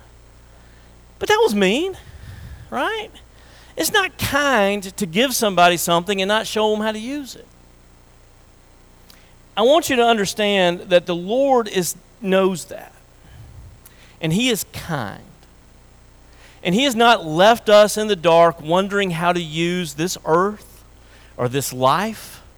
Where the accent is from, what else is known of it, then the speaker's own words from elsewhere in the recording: Tennessee, United States; I grew up in Tennessee